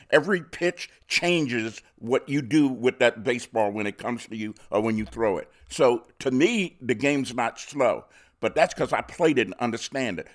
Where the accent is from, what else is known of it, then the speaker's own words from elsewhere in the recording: Baltimore, Maryland, United States; I'm born and raised in Baltimore.